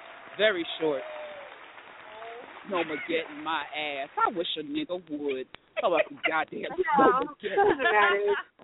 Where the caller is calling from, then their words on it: New York City, New York, United States; Oh, my God. Hi. I am live from New York City. It is snowing out here.